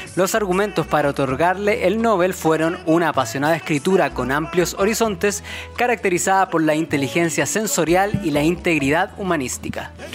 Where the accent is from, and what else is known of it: Chile